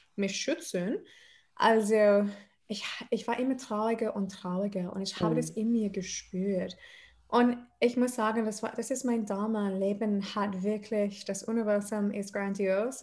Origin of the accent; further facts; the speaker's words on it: Adelaide, South Australia, Australia; German is a second language; moved away as an adult; also born or lived in Odenwald, Germany; now in Mannheim, Germany; ich bin in Australien aufgewachsen